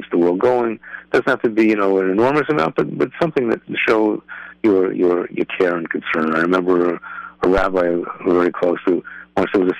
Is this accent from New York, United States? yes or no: yes; New York, United States; now in Lakewood, United States; a guy like me who's in Lakewood, even though I grew up in New York